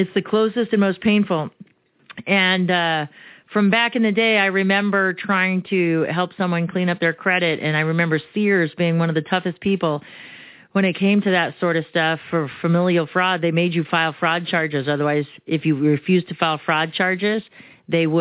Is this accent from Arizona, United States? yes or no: yes; Arizona, United States; first language Romanian; English is a second language; born and raised in Arizona, I speak Spanish because I spoke Romanian first